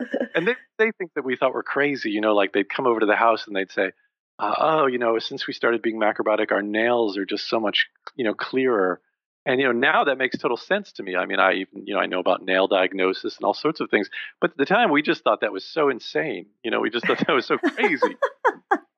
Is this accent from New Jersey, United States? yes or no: yes; New Jersey, United States; I grew up in New Jersey, thus the Garden State